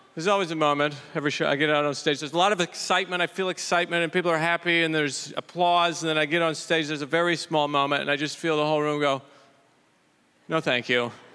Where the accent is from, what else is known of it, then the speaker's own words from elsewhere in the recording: Idaho, United States; now in New York City, United States; I'm from Idaho